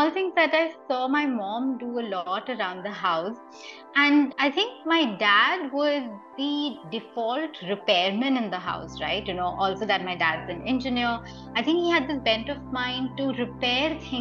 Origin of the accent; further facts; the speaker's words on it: Mumbai, Maharashtra, India; I'm born and raised in Bombay